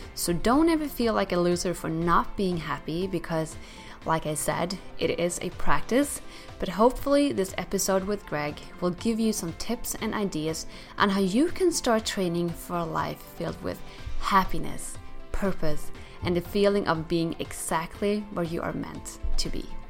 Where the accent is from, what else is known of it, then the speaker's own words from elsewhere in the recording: Sweden; also born or lived in New York; now in United States; I grew up in Sweden and lived in New York for three years